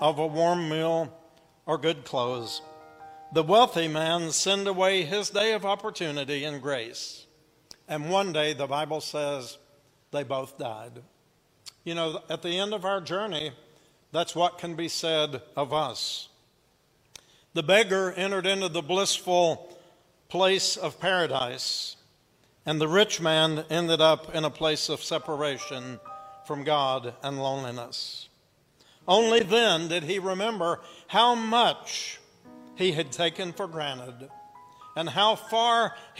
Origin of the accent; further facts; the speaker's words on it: Appalachia, United States; accent: Appalachian; also born or lived in Kingsport, Tennessee; here I am speaking Appalachian again